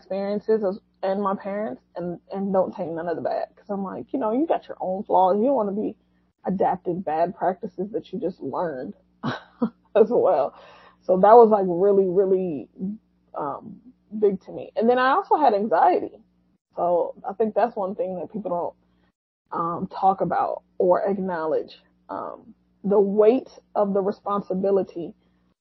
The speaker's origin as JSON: {"language": "English", "country": "United States", "said": "I am an American born and raised Muslim"}